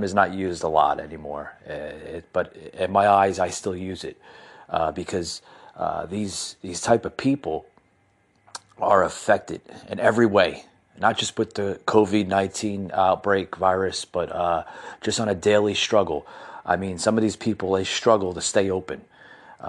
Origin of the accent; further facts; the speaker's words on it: United States; I come from the New Jersey, New York metropolitan area. I was born and raised in that area